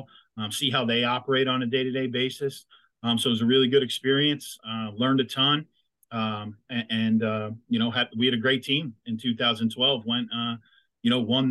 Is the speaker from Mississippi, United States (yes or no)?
no; Chalfont, Pennsylvania, United States; I grew up in a town called Chalfont